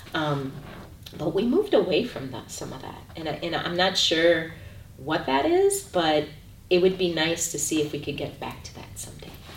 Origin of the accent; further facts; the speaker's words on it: Chicago, Illinois, United States; I'm originally from Chicago, Illinois. I was born and raised there